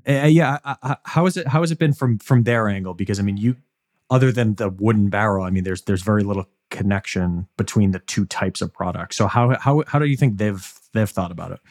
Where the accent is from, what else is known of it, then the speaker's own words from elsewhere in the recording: Boston, Massachusetts, United States; I'm from Boston, and we are the most, I think, obnoxious baseball fans